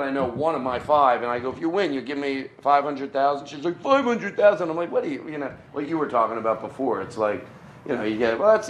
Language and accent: English; Philadelphia area, Pennsylvania, United States; also born or lived in Bucks County, Pennsylvania / Valley Forge, Pennsylvania; I grew up until second grade. I grew up in Northeast Philadelphia, right near the airport.